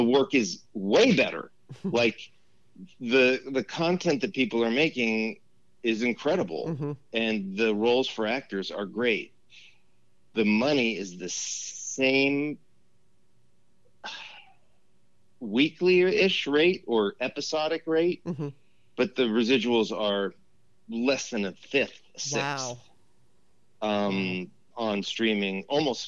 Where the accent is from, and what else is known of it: Los Angeles, California, United States; born or raised there; also born or lived in Westwood / Encino / New York